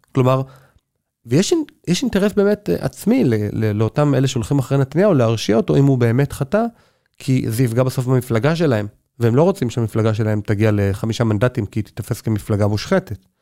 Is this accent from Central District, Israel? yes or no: yes; Neve Monosson, Central District, Israel; now in Jerusalem, Israel; אני גדלתי בנווה מונוסון